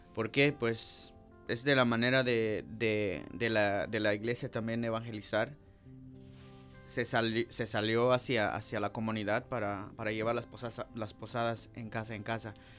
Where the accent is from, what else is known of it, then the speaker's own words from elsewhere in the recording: Santa Eulalia, Huehuetenango, Guatemala; now in United States; yo soy de Guatemala, eh, departamento de Huetenango, del municipio Santa Eulalia y al final de la aldea Temuch Grande. De ahí, ahí nací y pues de niño